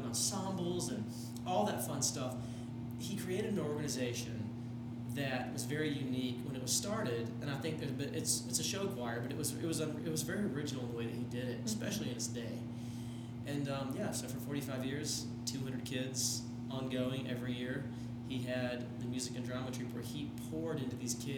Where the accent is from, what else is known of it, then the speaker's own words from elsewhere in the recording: the South, United States; Southerner, and I love my hometown